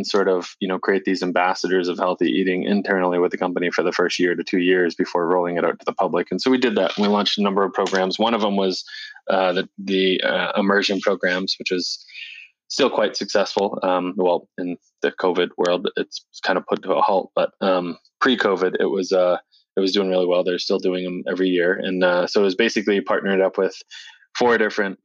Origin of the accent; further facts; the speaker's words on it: Portsmouth, New Hampshire, United States; we're both from New Hampshire. So we grew up in Portsmouth, New Hampshire, outside of Portsmouth, Hampton, Portsmouth, New Hampshire